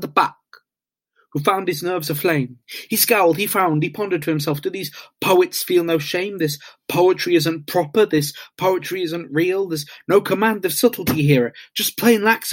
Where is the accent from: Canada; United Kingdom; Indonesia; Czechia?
United Kingdom; Isle of Wight, South East England; I'm from the Isle of Wight.